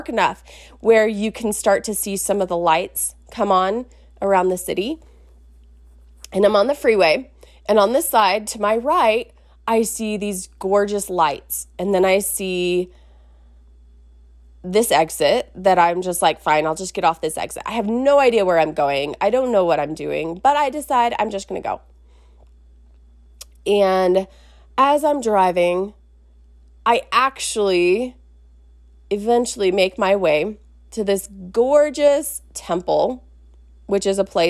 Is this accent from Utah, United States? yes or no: yes; Salt Lake City, Utah, United States; actually from where I grew up in Salt Lake.